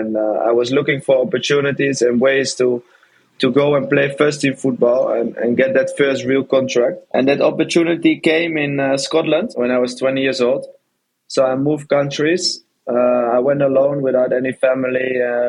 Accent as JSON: {"language": "English", "town": "Amsterdam", "region": "North Holland", "country": "Netherlands", "tie": "born or raised there", "said": "Long journey started off in Amsterdam as a kid growing up in the Netherlands."}